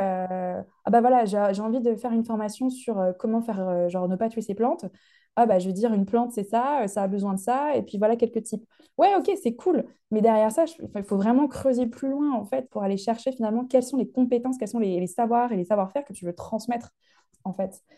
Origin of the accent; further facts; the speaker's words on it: Lyon, Auvergne-Rhône-Alpes, France; now in United Kingdom; je viens de Lyon en France et j'habite au Royaume-Uni